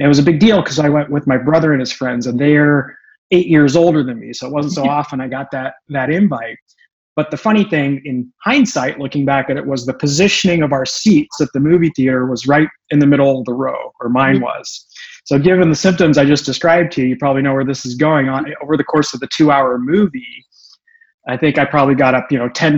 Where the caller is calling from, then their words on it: San Diego, California, United States; I'm in Southern California, in the North County, San Diego area.